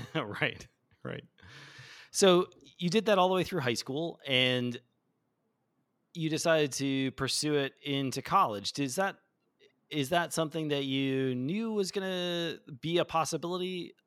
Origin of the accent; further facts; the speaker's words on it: Chicago, Illinois, United States; moved away; I'm from Chicago, eh, originally